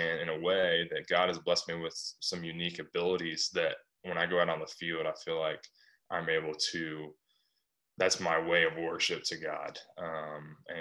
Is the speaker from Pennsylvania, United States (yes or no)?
no; Arkansas, United States; moved away as an adult; also born or lived in Little Rock, Arkansas; now in California, United States; I'm a kid from Arkansas, moved to California